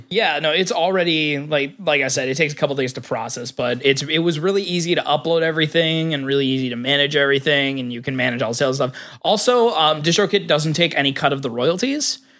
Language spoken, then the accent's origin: English; United States; I grew up in, I grew up in Hick Town, U S A.